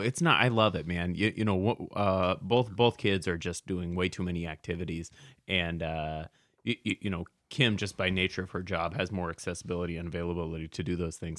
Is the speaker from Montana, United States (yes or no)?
no; Portland, Oregon, United States; Portland, Oregon, which is my hometown